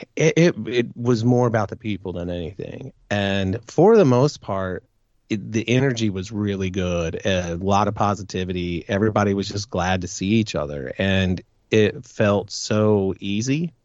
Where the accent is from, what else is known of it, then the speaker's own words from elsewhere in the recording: Midwest, United States; I'm from the Midwest